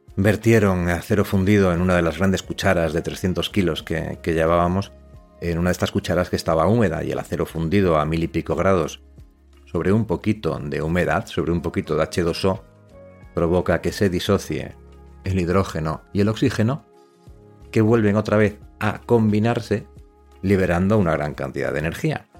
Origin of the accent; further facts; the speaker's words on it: Los Corrales de Buelna, Cantabria, Spain; Yo soy de los Corrales de Huelna, que es un pueblecito que está en Cantabria